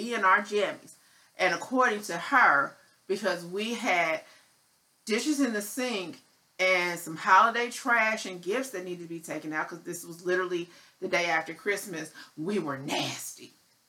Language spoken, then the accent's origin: English; Midwest, United States; now in Dallas, United States; I am not a Texas native, so I grew up in the Midwest